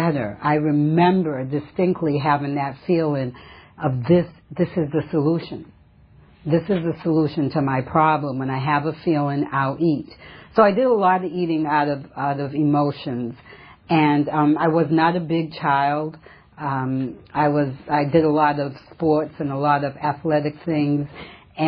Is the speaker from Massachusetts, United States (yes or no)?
yes; Massachusetts, United States; now in California, United States; I come from Massachusetts originally. I've been in California for about 35 years, and originally from a small New England town